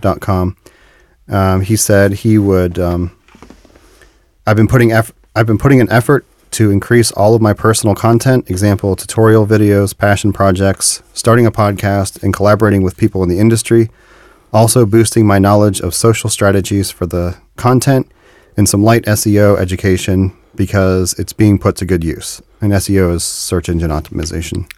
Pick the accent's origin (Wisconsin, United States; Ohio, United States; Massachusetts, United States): Ohio, United States; Dayton; I'm from Dayton, which is about an hour north of Cincinnati